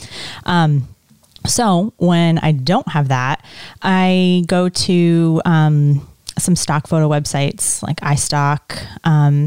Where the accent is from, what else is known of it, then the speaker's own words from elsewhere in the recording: Essex Junction, Vermont, United States; also born or lived in Detroit, Michigan / West Palm Beach, Florida; I grew up in Essex Junction, Vermont